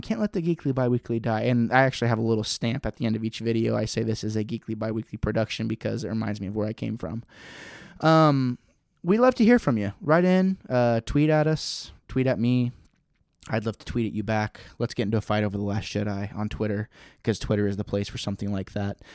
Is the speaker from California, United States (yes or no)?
no; Missouri, United States; I was raised in Missouri.